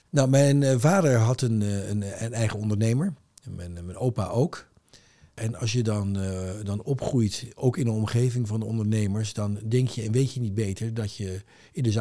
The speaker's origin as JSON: {"language": "Dutch", "town": "Rotterdam", "region": "South Holland", "country": "Netherlands", "tie": "born or raised there", "also_born_or_lived": "The Hague", "said": "Ik ben geboren in Den Haag, maar opgegroeid echt eh, mijn eh, middelbare schooljaren in Rotterdam. In Rotterdam Noord. In een wijk die Hilgersberg heet."}